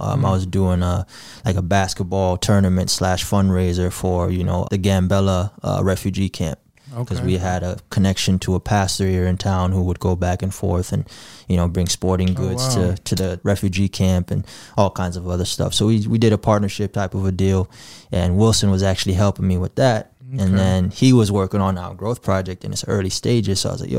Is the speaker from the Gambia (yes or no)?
yes; Gambia; born there; But I was born in the Gambia in August of 95.